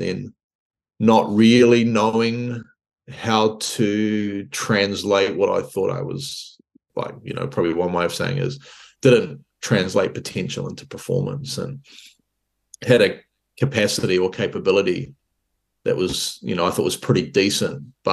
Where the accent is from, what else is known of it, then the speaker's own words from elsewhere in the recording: Hawke's Bay, New Zealand; In the region I lived in, were a lot of good athletes. So I come from Hawke's Bay